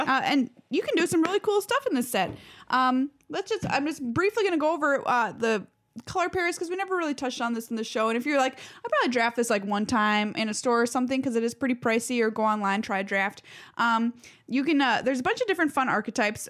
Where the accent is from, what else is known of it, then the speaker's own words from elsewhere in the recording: Duluth, Minnesota, United States; I grew up in Duluth where all our lives revolve around that lift bridge